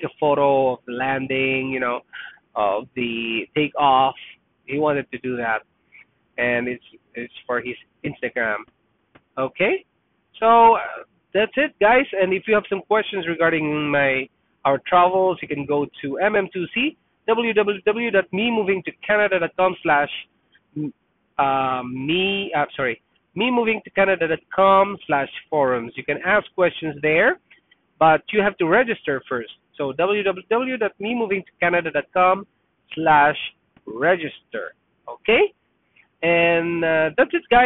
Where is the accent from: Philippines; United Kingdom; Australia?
Philippines; moved away as an adult; also born or lived in Toronto, Canada; now in Canada; I was born there. I lived there for more than 20 years